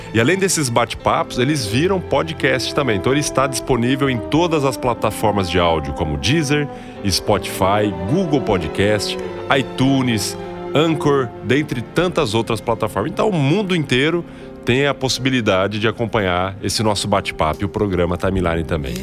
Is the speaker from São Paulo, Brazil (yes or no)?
yes; Araçatuba, São Paulo, Brazil; moved away as an adult; now in Lins, Brazil; eu sou de Araçatuba, mas eu venho para cá, para Lins sempre